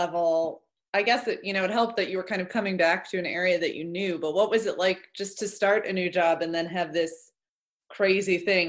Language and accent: English; Muncie, Indiana, United States; also born or lived in Virginia / Nashville, Tennessee; now in Columbus, United States; I'm from Muncie, Indiana.